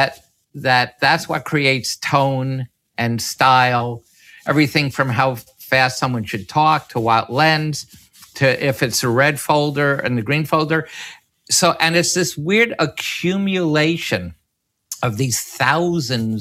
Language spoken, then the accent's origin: English; New York City, New York, United States; my youth and about growing up in Washington Heights